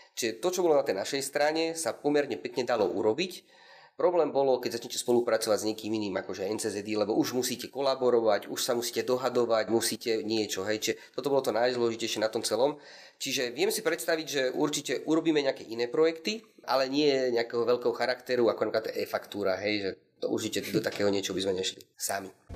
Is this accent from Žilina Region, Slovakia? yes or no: no; Prievidza, Trenčín Region, Slovakia; also born or lived in Pardubice, Czech Republic; potom časom sa vlastne vrátili na Slovensko, lebo obidvaja sú z okolia Nitry, konkrétne Levíca Vrábiel, takže sa vrátili na Slovensko a potom sme už bývali v Prívidzi